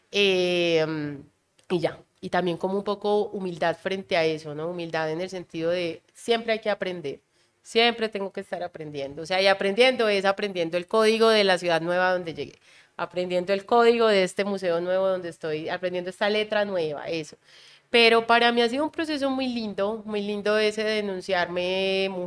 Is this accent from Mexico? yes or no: no; Caribbean coast, Colombia; que es el hecho de que yo no soy de Antioquia. Entonces, era una mezcla entre ser costeña y ser paisano.